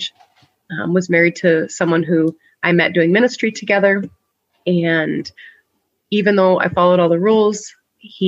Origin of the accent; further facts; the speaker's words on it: Northern California, United States; also born or lived in St Andrews, Scotland; now in Iowa, United States; I grew up in Northern California